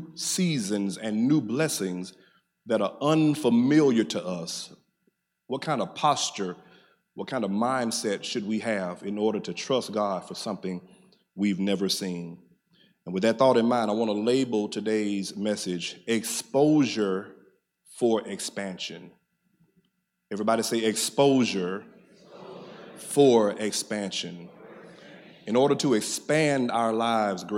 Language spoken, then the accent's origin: English; Middle Georgia, United States; I'm your cousin from Middle Georgia